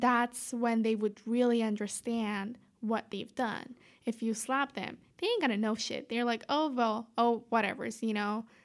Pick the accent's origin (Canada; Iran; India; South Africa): Iran; Tehran, Tehran Province; moved away; I'm from Tehran, Iran